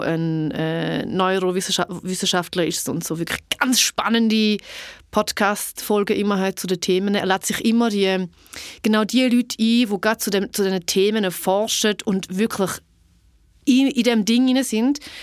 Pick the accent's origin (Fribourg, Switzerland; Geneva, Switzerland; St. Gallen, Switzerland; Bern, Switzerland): St. Gallen, Switzerland; Niederuzwil; Ich bin in Niederutzwil aufgewachsen, das mittlere von drei Kindern